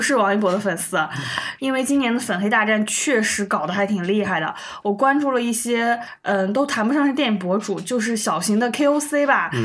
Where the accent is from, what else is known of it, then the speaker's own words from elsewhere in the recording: China; 知道我们中国人的这个点到底在哪里。